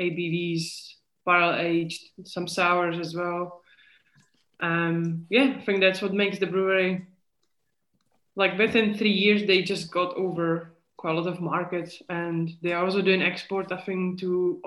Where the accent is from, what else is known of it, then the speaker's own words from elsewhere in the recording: Czechia; English is a second language; moved away as an adult; now in Scotland, United Kingdom; So I'm originally, if you could hear the accent, I'm originally from Czech Republic. I'm not from Scotland, but I've been here for 10 years